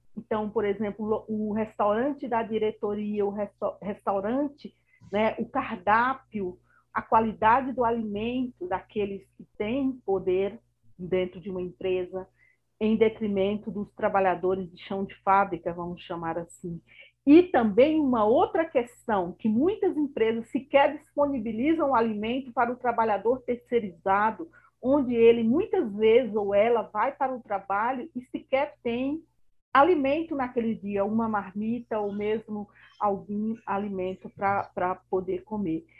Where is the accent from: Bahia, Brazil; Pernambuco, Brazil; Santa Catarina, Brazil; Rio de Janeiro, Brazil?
Bahia, Brazil; now in São Paulo, Brazil; sou baiana e amo a minha Bahia, mas atuo aqui em São Paulo